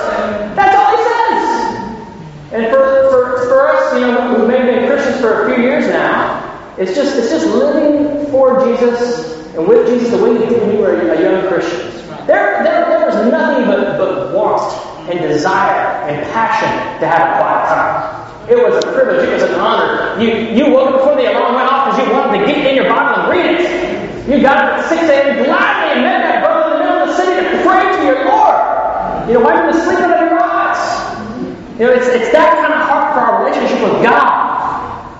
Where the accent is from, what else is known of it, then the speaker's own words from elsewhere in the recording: Ohio, United States; I'm from Ohio